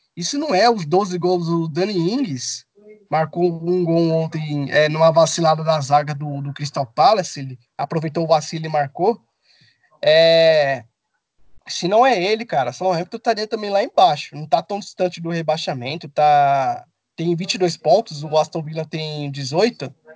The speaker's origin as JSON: {"language": "Portuguese", "country": "Brazil", "said": "Eu sou brasileiro"}